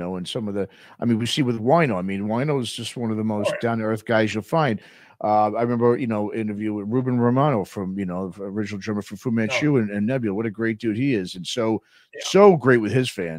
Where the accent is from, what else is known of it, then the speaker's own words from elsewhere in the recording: New York, United States; I'm from New York